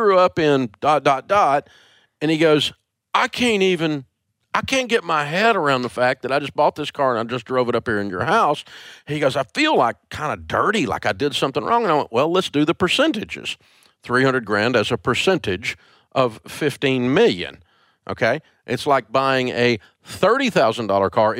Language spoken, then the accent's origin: English; Antioch, Tennessee, United States; I'm a kid from Antioch, Tennessee